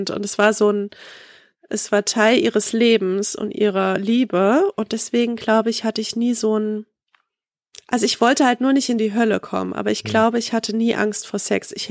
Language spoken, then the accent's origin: German; East Germany, Germany; Ich komme ja aus dem Osten so, wir sind